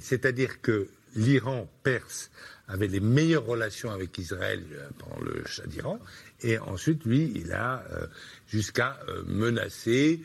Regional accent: France; en tant que Français

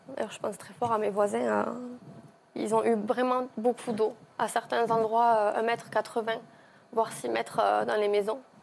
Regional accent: Villegailhenc, Occitania, France; chez nous, à Villegayen

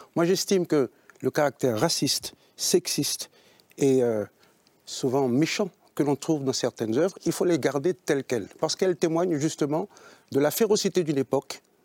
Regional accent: Haiti; je suis haïtien. Et en tant qu'haïtien, nous les nègres, en Haïti

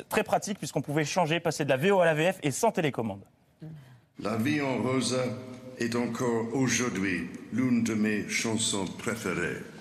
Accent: Belgium; Je suis belge et en Belgique, le rugby, ce n'est

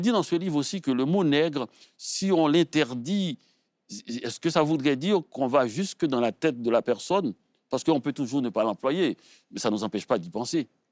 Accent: Haiti; je suis haïtien

